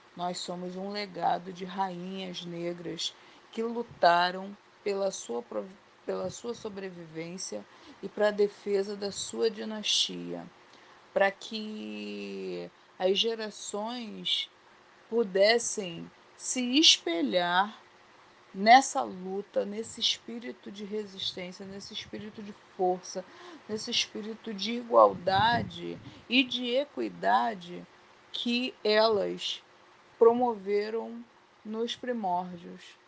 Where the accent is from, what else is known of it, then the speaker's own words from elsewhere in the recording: Baixada Fluminense, Rio de Janeiro, Brazil; Sou oriunda da Baixada Fluminense.